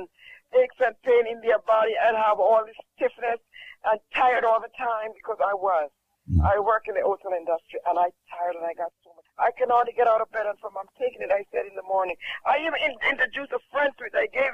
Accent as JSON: {"language": "English", "country": "Jamaica"}